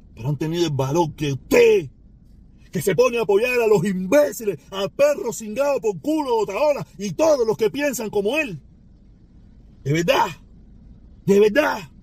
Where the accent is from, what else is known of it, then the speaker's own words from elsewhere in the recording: Cuba; moved away; soy cubano por los dos lados